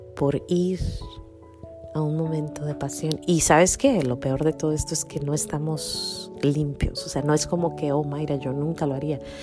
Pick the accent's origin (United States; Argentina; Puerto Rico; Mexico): Mexico; moved away; una facilita que se daba mucho en mi pueblo